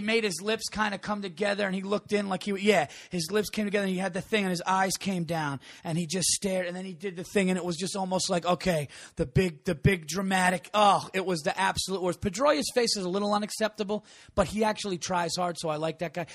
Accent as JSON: {"language": "English", "region": "New York", "country": "United States", "tie": "born or raised there", "said": "I grew up in New York."}